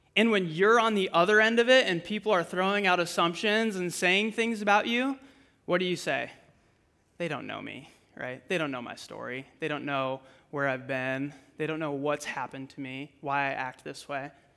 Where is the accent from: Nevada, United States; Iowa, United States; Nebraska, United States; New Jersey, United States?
Iowa, United States; Fort Dodge; I'm originally from Fort Dodge